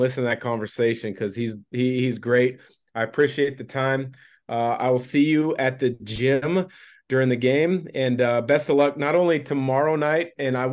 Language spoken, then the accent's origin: English; Vancouver, Washington, United States; now in Spokane, United States; I grew up in Vancouver, just outside of Portland.